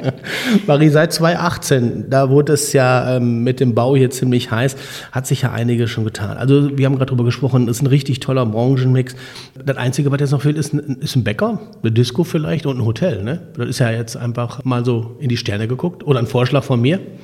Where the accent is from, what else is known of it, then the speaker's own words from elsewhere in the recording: Borken, North Rhine-Westphalia, Germany; ich komme ja aus Borken